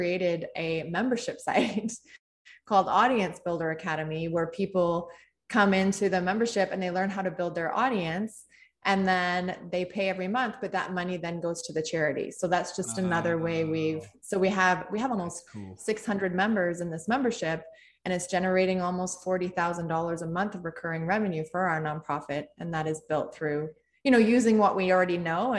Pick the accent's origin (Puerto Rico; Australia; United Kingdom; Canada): Canada; being Canadian, it started in Canada. I mean, we live in Canada